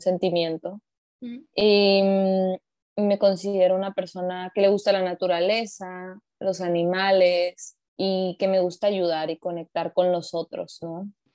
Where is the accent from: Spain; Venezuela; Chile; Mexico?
Mexico; yo soy una mujer mexicana